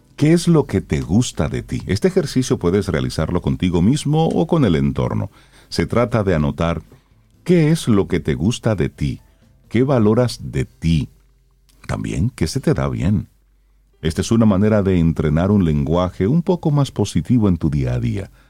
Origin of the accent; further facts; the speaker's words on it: Salcedo, Hermanas Mirabal, Dominican Republic; el carnaval de Salcedo, que es el que yo más conozco porque es de mi pueblo